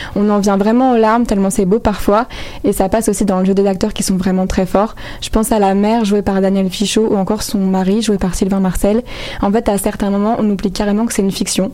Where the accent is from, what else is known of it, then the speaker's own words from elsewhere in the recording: France; Je suis française